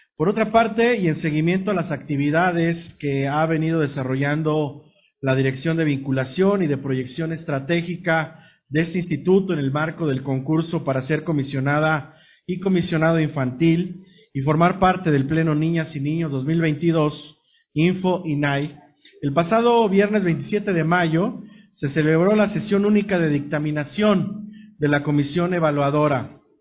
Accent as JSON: {"language": "Spanish", "country": "Mexico", "said": "tenemos como mexicanas y mexicanos"}